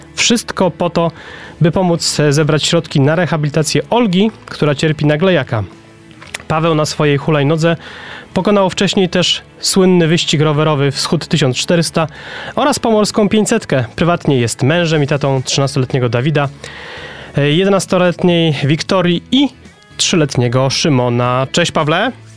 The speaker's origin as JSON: {"language": "Polish", "town": "Poznań", "region": "Greater Poland", "country": "Poland", "said": "u nas w Poznaniu"}